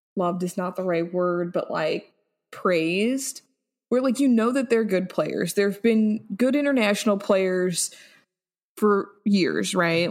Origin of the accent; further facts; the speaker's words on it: United States; I'm feeling very proud to be American